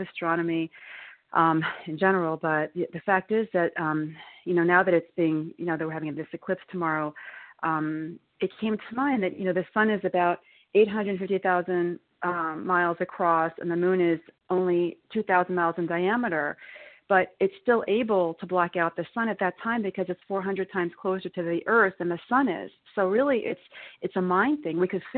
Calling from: New York, United States; I'm calling from New York.

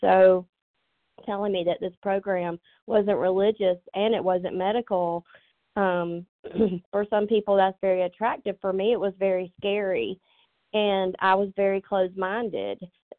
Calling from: Georgia, United States; I'm calling from Georgia.

